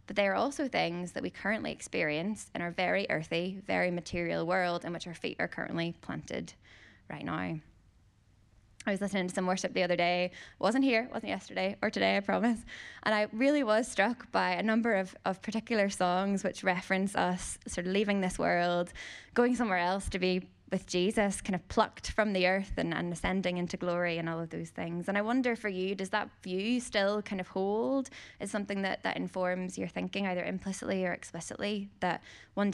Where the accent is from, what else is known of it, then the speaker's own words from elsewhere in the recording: Northern Ireland, United Kingdom; growing up in Northern Ireland, in case you didn't hear the accent